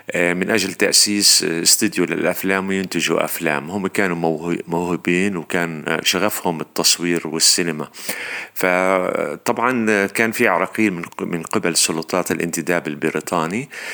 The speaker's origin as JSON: {"language": "Arabic", "region": "Jerusalem", "country": "Palestine", "tie": "born or raised there", "said": "أنا مخرج فلسطيني مقدسي من مواليد القدس"}